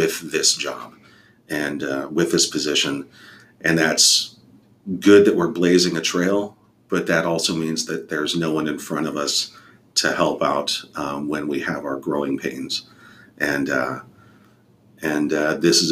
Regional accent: Airway Heights, Washington, United States; also born or lived in Fairfax, Virginia / Alaska; So we went to Airway Heights, Washington, just outside of Spokane, which is very poverty stricken.

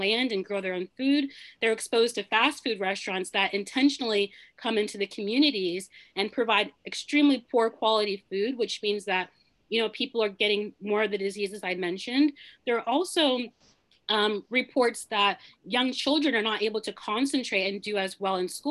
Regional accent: Nigeria; now in United States; I'm originally from Nigeria

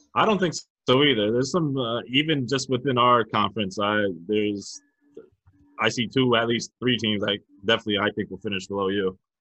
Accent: New London, United States; New London, which is my hometown

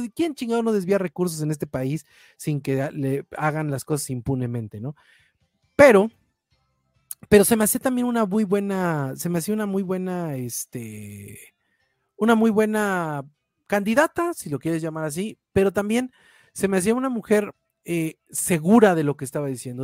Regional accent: Mexico; como mexicanos

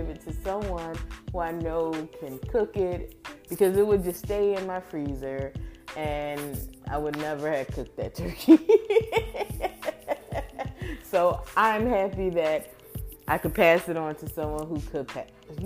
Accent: Philadelphia, Pennsylvania, United States; I'm from Philly

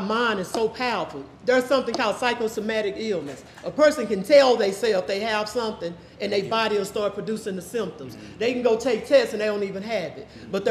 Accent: Dallas, Texas, United States; moved away as an adult; I'm from Oak Cliff

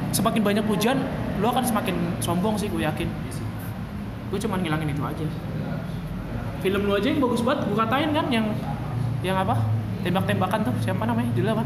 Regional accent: Java, Indonesia; gue kata gue anjing gue orang Jawa dong maksudnya kayak ah gila nih nggak nggak ada main wayang kayak gini

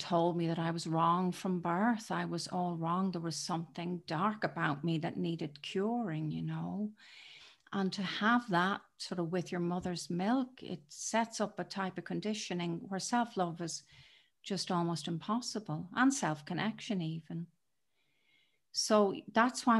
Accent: Dublin, Leinster, Ireland; moved away as an adult; now in United Kingdom; I was born in Dublin in Ireland, and it has shaped me. I live in the UK now, but it was an intense place to grow up.

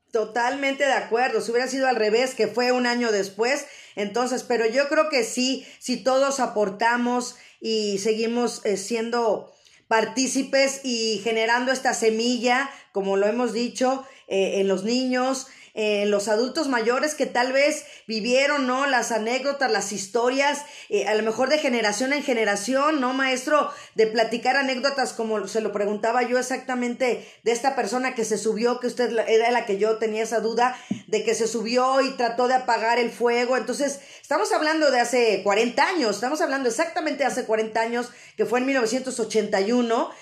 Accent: Mexico; siendo nosotros mexicanos

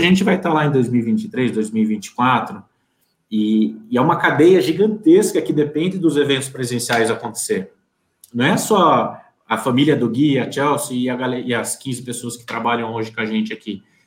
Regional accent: Piracicaba, São Paulo, Brazil; Eu sou de Piracicaba, interior de São Paulo, aqui do encostadinho com Campinas

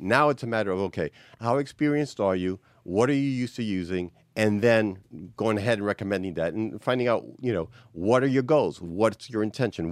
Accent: New York City, New York, United States; born and raised, you know, New York City. I was raised in the Bronx

